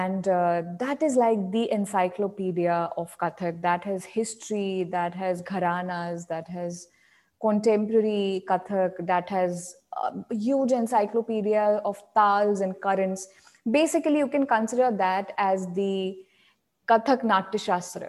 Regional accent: Akola, Maharashtra, India; So my hometown is Akola

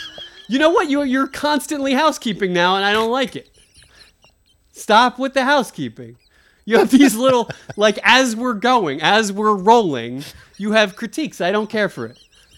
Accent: Rio Rancho, New Mexico, United States; Rio Rancho. I'm from Rio Rancho Estates.

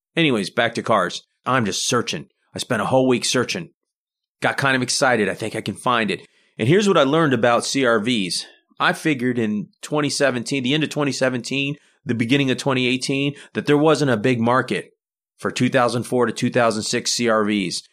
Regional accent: United States; We're typical American family.

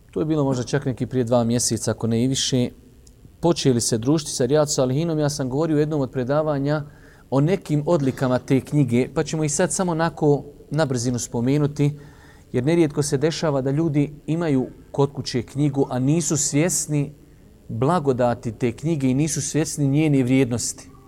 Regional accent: Bosnia & Herzegovina; kod nas u Bosni

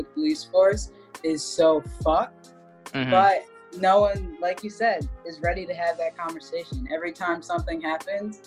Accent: Philadelphia, Pennsylvania, United States; I'm from Philadelphia

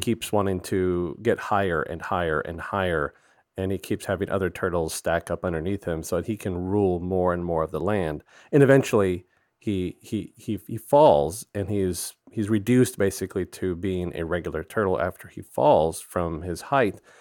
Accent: Gulf Coast, Texas, United States; growing up on the Gulf Coast

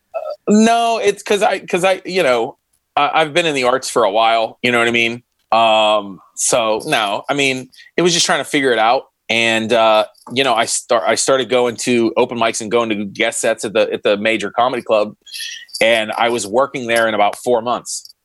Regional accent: Pittsburgh, Pennsylvania, United States; I'm from Pittsburgh

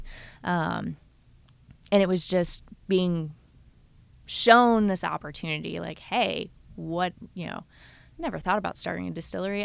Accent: Kentucky, United States; moved away as an adult; now in Memphis, United States; I'm originally from Kentucky and fell in love when I was in high school with chemistry and physics

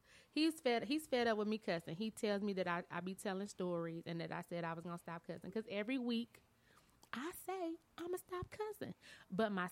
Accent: Flint, Michigan, United States; moved away; also born or lived in Chicago; I'm from Flint. Flint was marred with violence. Now we got the scarlet letter of having bad water

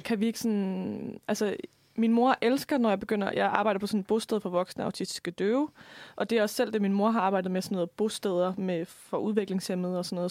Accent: Lemvig, Central Denmark Region, Denmark; accent: Jutlandic; moved away; jeg opvokset ude på landet i Lemvi, hvor man ikke rigtig har et ordforråd

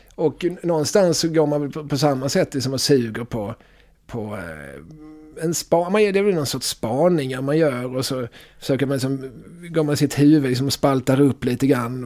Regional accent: Eslöv, Skåne, Sweden; accent: Skåne dialect; moved away; när jag växte upp i, i Eslöv på 90-talet

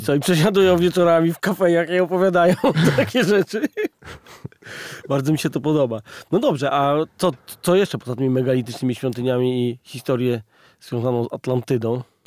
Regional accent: Poland; u nas na Wawelu

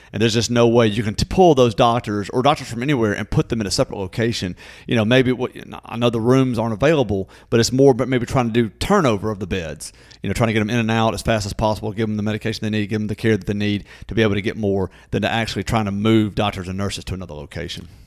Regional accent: Natchez, Mississippi, United States; born or raised there

